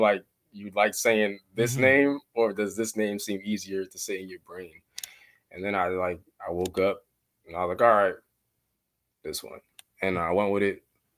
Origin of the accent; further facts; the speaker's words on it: Brooklyn, New York, United States; it originates in the East Coast because I'm from Brooklyn.